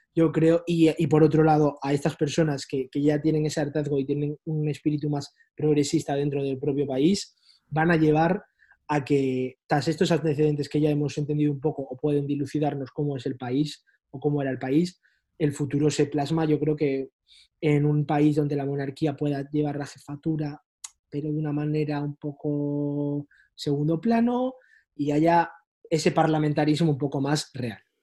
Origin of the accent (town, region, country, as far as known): Spain; moved away as an adult; now in Brussels, Belgium